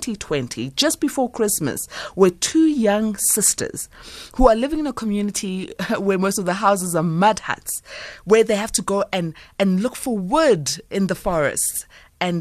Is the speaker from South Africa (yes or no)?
yes; South Africa; as a South African and as a mother